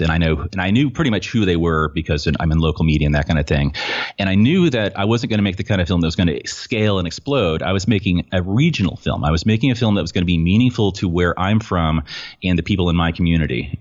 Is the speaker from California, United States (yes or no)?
yes; Petaluma, California, United States; I'm from Petaluma, California, and what you may or may not know about Petaluma, uh, we're north of San Francisco a little bit